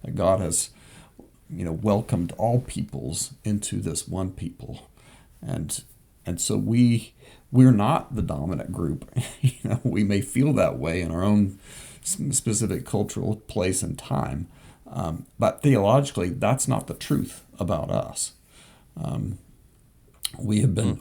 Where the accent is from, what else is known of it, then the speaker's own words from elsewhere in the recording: Southwest Kansas, United States; I grew up in Southwest Kansas